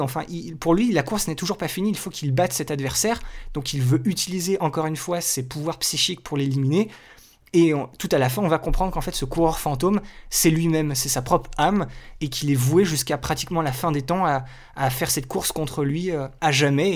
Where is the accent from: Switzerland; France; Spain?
France; Chez nous en France